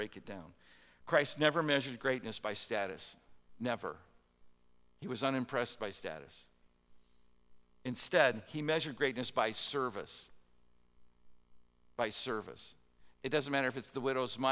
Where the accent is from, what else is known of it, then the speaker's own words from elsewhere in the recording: Midwest, United States; I'm a Midwesterner, it was a common custom in the Midwest